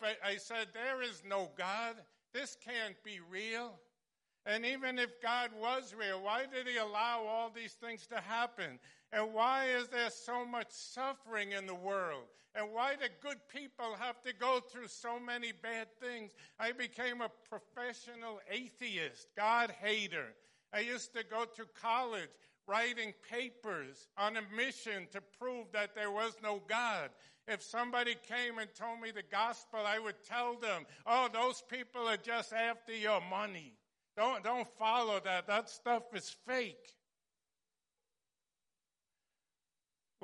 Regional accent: Long Island, New York, United States; also born or lived in Brooklyn, New York; I was born in Brooklyn, but when I was young, my family moved to Long Island

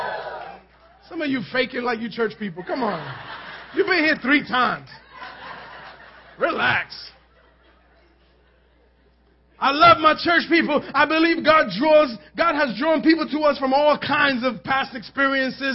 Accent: New York City, New York, United States; We lived in Manhattan. We grew up in Manhattan

